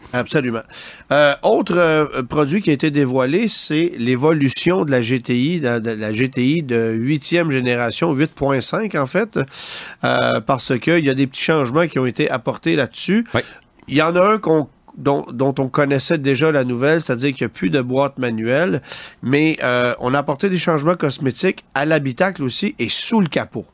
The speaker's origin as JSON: {"language": "French", "country": "Canada", "said": "chez nous au Canada"}